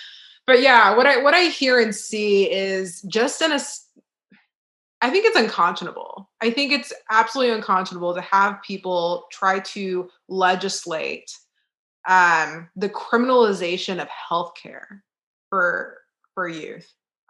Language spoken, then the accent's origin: English; Texas, United States; now in Richmond, Virginia, United States; I tell people I'm from Texas.